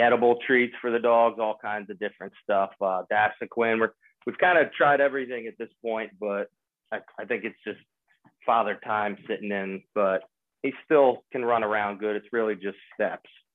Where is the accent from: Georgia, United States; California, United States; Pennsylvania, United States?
Pennsylvania, United States; Springfield; I'm from Springfield, Delaware County, right outside of Pennsylvania